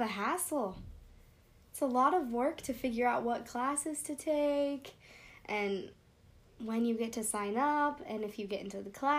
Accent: Montana, United States; I'm from Montana.

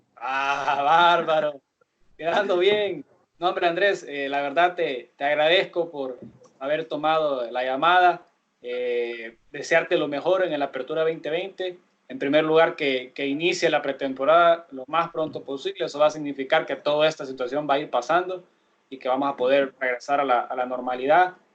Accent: Sonsonate, El Salvador; moved away; also born or lived in San Salvador; yo soy de Sonsonate

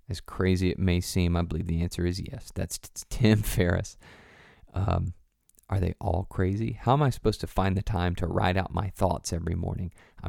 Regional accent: Tennessee, United States; For me, I grew up in the South, good old Tennessee, and there are, you know, we got bad words.

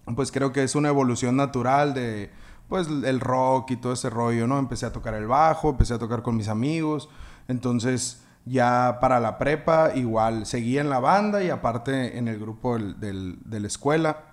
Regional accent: Navojoa, Sonora, Mexico; moved away as an adult; also born or lived in Hermosillo; yo soy de Navojoa, ¿no? Entonces en la escuela donde yo estaba había una marching band

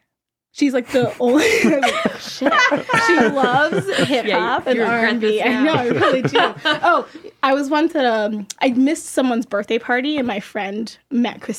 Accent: Cockeysville, Maryland, United States; I'm from Cockeysville, Maryland

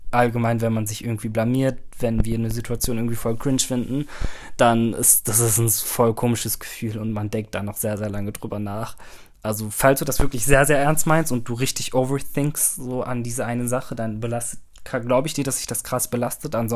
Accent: Turkey; also ich bin Türke, das heißt, meine Familie ist riesig.

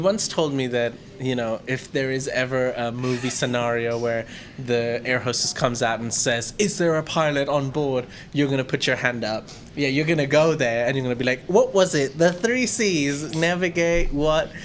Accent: India; now in Thailand; I was Indian

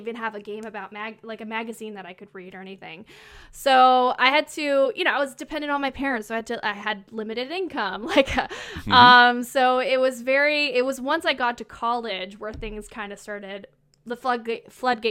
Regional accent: Laurentians, Quebec, Canada; moved away; I grew up in a very small town. It's in the Laurentians part of Quebec

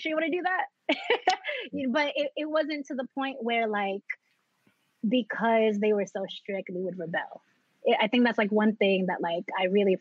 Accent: New York City, New York, United States; also born or lived in Philippines / San Francisco Bay Area, California; I grew up in Jamaica, Queens, which is where I still am

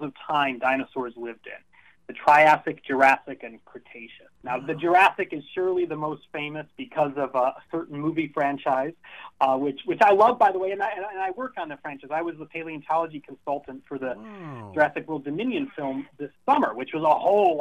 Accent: Illinois, United States; I grew up in Illinois

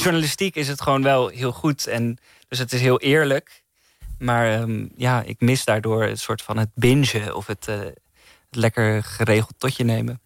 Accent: Netherlands; Ik als Nederlander

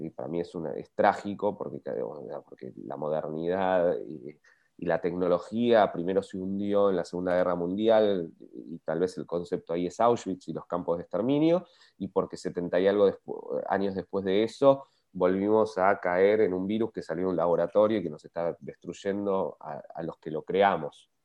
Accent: Bariloche, Río Negro, Argentina; yo crecí en Bariloche

